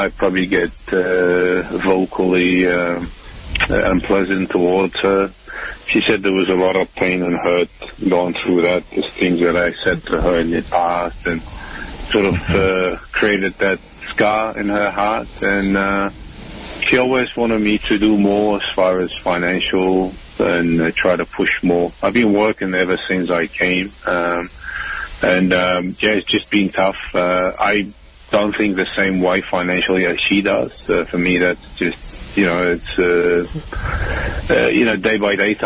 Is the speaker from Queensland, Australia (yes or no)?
no; Melbourne, Victoria, Australia; moved away as an adult; I'm originally from Melbourne, Australia